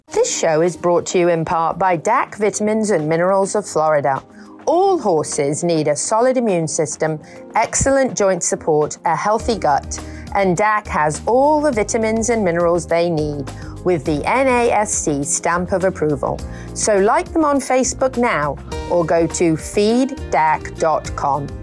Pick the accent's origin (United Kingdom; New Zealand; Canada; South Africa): United Kingdom; moved away; I'm a Brit.